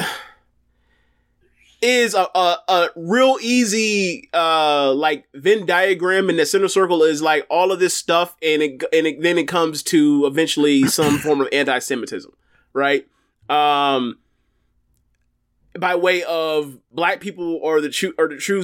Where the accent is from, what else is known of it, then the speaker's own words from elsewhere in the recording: Florida, United States; I'm from Florida, born and raised. There hasn't been much time, many days I've spent outside of this state.